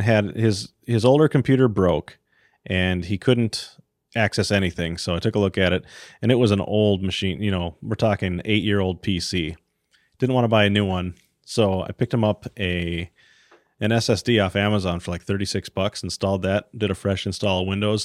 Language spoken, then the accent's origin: English; Iron Range, northern Minnesota, United States; I grew up on the Iron Range, way in the deep woods. Um, so we had seven acres of just forest, northern Minnesota